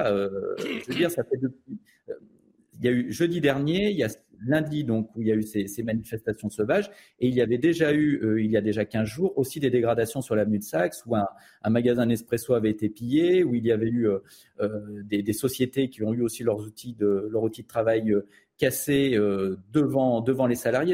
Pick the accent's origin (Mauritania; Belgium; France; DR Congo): France; Lyon, Auvergne-Rhône-Alpes; je, suis né à Lyon, j'ai grandi à Lyon